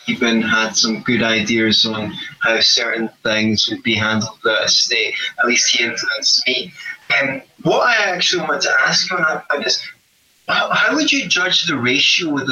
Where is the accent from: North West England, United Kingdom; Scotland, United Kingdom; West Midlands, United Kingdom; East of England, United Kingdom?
Scotland, United Kingdom; we're Scottish